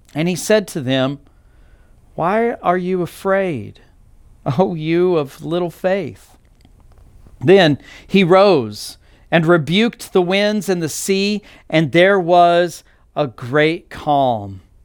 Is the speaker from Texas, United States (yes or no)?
yes; Texas Panhandle, United States; moved away as an adult; now in Arizona, United States; I grew up in Texas, specifically the Texas Panhandle